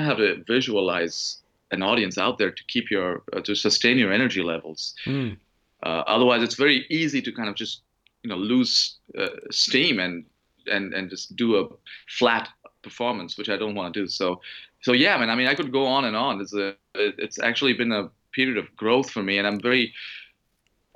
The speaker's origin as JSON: {"language": "English", "town": "Mumbai", "region": "Maharashtra", "country": "India", "tie": "born or raised there", "moved": "yes", "said": "I was born and raised in Mumbai"}